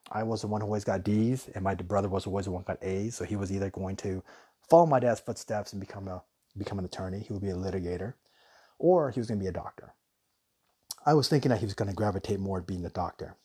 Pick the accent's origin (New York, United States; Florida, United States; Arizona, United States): Arizona, United States; Tucson; moved away; also born or lived in Guam / Hawaii; when we were young, we grew up in Tucson